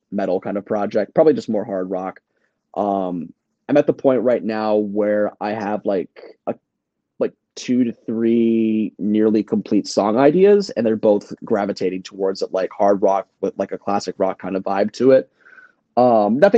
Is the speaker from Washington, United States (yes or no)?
no; Northern Virginia, United States; moved away as an adult; now in New York City, United States; someone who like was born and raised in Virginia my whole life. Northern Virginia